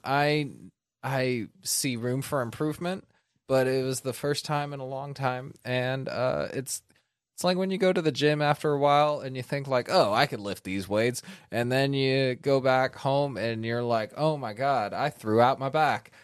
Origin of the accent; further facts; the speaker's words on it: Northern California, United States; moved away; I'm from Northern California, so I'm fucking local enough.